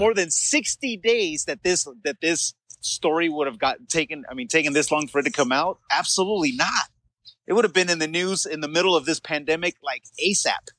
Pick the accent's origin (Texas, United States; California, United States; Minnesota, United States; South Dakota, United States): California, United States; Los Angeles; we grew up in the San Fernando Valley in rough neighborhoods